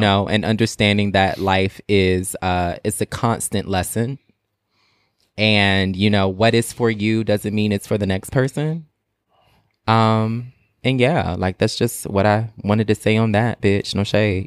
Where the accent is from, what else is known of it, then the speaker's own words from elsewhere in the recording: Portsmouth, Virginia, United States; I'm from Portsmouth, Virginia, and Portsmouth is, like, really, really small